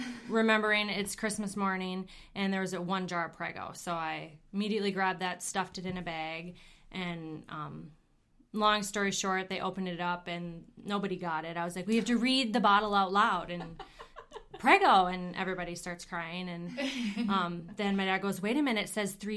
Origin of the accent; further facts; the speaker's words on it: Minneapolis, Minnesota, United States; moved away; I'm originally from the Minneapolis area